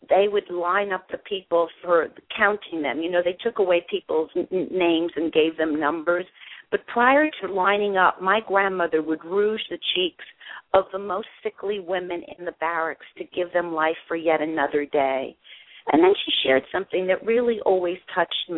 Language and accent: English; New York City, New York, United States; also born or lived in Germany; raised in New York City. I actually was born in Europe, in Germany, after the war.